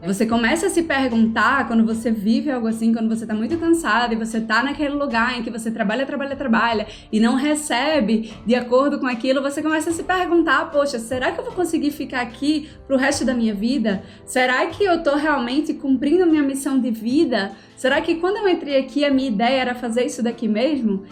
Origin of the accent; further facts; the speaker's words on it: Recife, Pernambuco, Brazil; accent: Recife; also born or lived in Floresta, Pernambuco; eu nasci numa cidade chamada Floresta, lá no sertão de Pernambuco, em 1992. Mas embora eu tenha nascido lá no sertão, eu sempre morei aqui na capital, né, em Recife